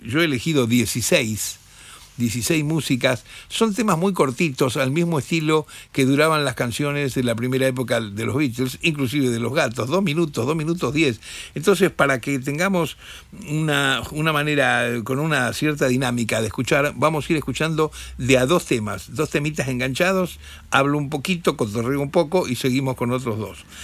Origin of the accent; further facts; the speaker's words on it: Rosario, Santa Fe, Argentina; moved away; del interior, nosotros, rosarinos